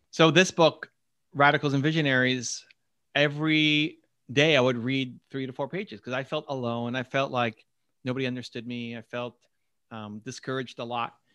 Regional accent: Toronto, Ontario, Canada; I'm from Toronto

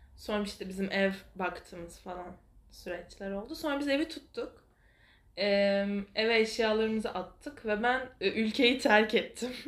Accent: Istanbul, Turkey; also born or lived in Kartal, Istanbul; ben Fikirtepe Mahallesi'nde büyüdüm.

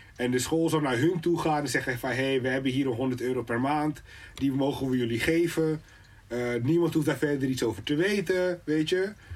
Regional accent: Suriname; now in Netherlands; Ik kom uit Suriname

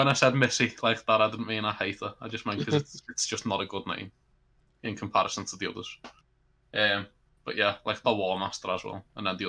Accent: Liverpool, North West England, United Kingdom; accent: Scouse; as a Scouser, I've been raised my whole life to say words with Traken

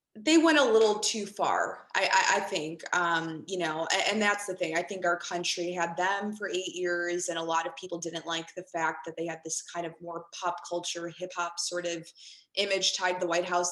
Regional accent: Chicago, Illinois, United States; growing up in Chicago in a melting pot

